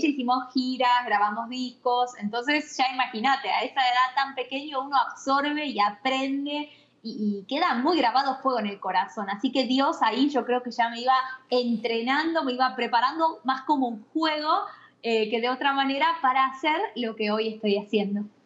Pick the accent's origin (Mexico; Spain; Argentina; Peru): Argentina; Buenos Aires Province; moved away as an adult; now in Franklin, Tennessee, United States; Soy he nacido en la capital, en Buenos Aires, luego he vivido gran parte de, mi infancia y de mi adolescencia a las afueras de la capital, pero muy cerca